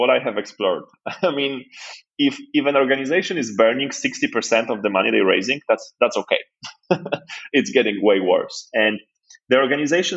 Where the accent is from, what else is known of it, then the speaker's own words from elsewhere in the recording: Poland; moved away; also born or lived in Nigeria; I was born in Poland just after communism or like at the end of it.